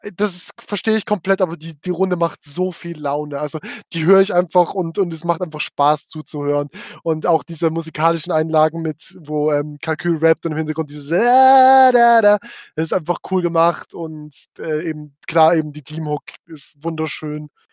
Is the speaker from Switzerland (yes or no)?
yes; Frauenfeld, Thurgau, Switzerland; ich komme aus Frauenfeld